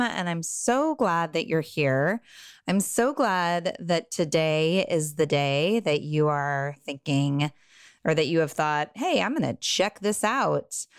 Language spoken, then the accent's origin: English; Southern California, United States; I grew up in Southern California in a bubble of wealth